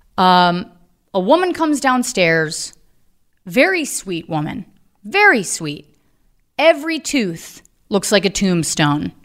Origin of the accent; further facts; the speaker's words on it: Virginia, United States; I'm from Virginia